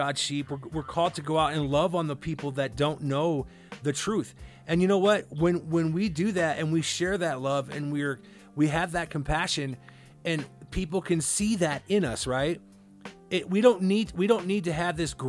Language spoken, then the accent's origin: English; Cedar Rapids, Iowa, United States; moved away; growing up in Iowa